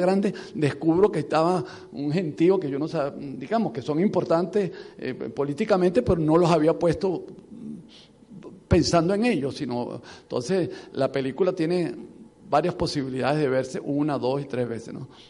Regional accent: Venezuela

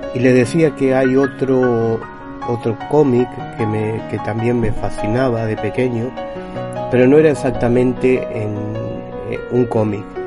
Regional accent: Buenos Aires, Argentina; moved away; also born or lived in Galicia, Spain; Yo por aquel entonces vivía en Buenos Aires, yo nací en Buenos Aires

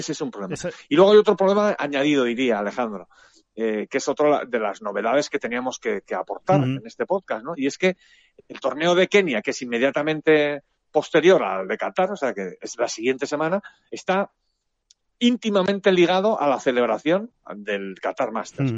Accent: Spain; somos unos periodistas españoles

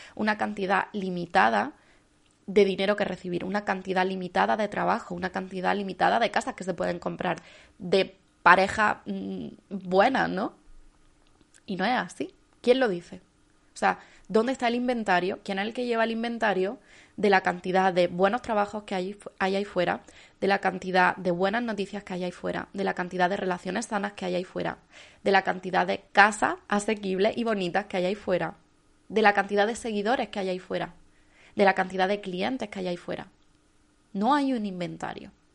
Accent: Andalusia, Spain; como andaluza no puedo decir bien

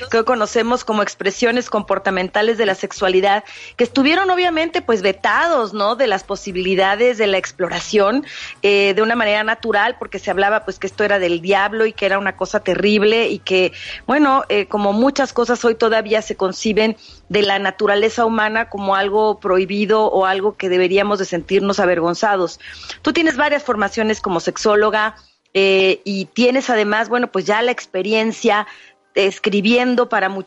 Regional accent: Mexico; nosotras las mexicanas

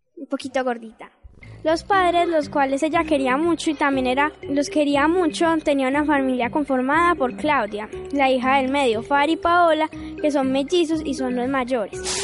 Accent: Medellín, Antioquia, Colombia; Tengo 11 años. Soy de la Comuna 2

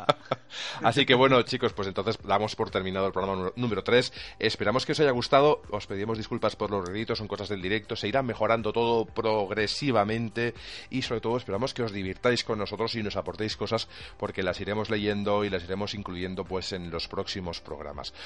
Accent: Catalonia, Spain; soy catalán

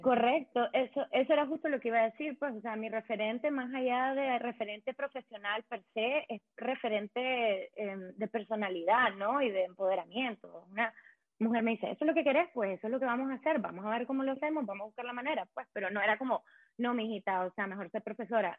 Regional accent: Managua, Nicaragua; moved away as an adult; now in Berlin, Germany; soy una mujer nicaragüense, tengo 29 años, soy de Managua, em, llevo 8 años viviendo

